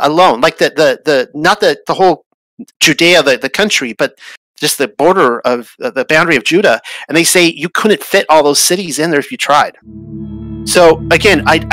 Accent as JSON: {"language": "English", "region": "Southern California", "country": "United States", "tie": "born or raised there", "said": "I grew up in Southern California, so I have a really good kind of feel towards the size of LA and Orange County and San Diego County"}